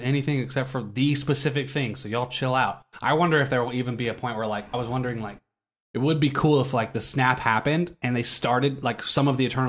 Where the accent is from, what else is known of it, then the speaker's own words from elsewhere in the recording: Ohio, United States; now in Omaha, United States; I grew up in Ohio.